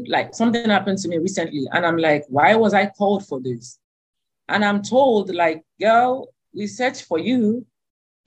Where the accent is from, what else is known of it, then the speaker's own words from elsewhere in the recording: Alimosho, Lagos, Nigeria; where I grew up in Alimosho